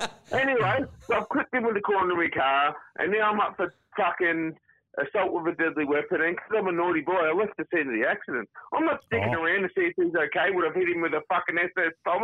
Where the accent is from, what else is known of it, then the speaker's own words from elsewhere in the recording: Melbourne, Victoria, Australia; Because I'm from Melbourne, boys.